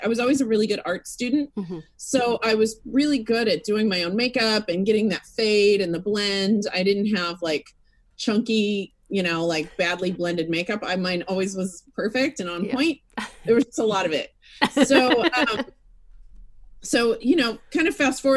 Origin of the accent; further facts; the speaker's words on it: Fort Worth, Texas, United States; I grew up in Texas, in Fort Worth, Texas.